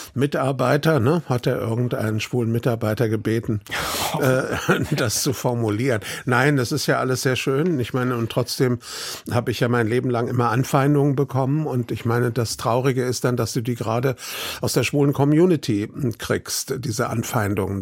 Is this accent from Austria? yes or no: no; Frankfurt, Hesse, Germany; also born or lived in Teltow-Seehof, Brandenburg / Rhineland; bin da aufgewachsen in Frankfurt in dem Stadtteil Braunheim